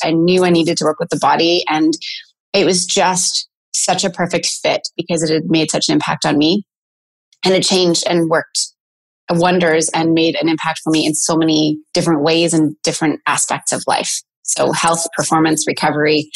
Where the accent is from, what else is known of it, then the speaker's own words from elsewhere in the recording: Penetanguishene, Ontario, Canada; moved away as an adult; now in Stratford, Canada; I was commuting from Penetang where I grew up.